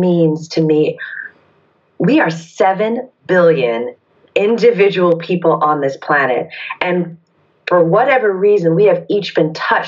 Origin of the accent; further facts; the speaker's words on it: Detroit, Michigan, United States; moved away; also born or lived in Atlanta, Georgia; I was born in Detroit, Michigan, and I grew up in the 70s and 80s